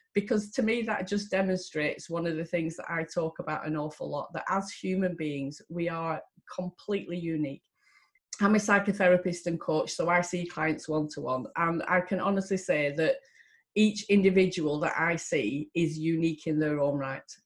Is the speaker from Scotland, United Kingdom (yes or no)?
no; Lancashire, North West England, United Kingdom; I am from Lancashire